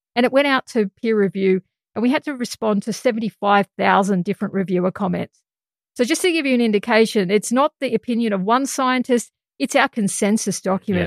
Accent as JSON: {"language": "English", "country": "Australia", "said": "And as an Australian scientist"}